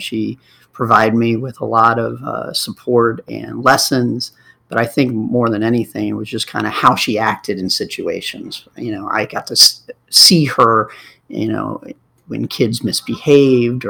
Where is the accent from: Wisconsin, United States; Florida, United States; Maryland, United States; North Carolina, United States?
Maryland, United States; Rockville; also born or lived in San Francisco / Loudoun County, Virginia / New York; I grew up in Rockville